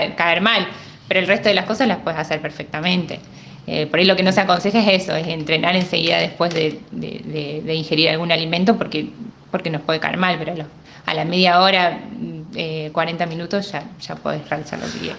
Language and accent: Spanish; Morteros, Córdoba, Argentina; moved away; yo nací en Morteros y bueno, hoy, por, esta situación tengo toda mi familia lejos